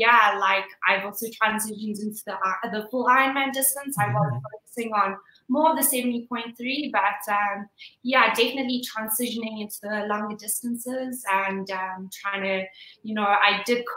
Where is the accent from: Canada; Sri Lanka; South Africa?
South Africa; Johannesburg, Gauteng; moved away as an adult; now in Boulder, United States; I'm originally from Johannesburg in South Africa.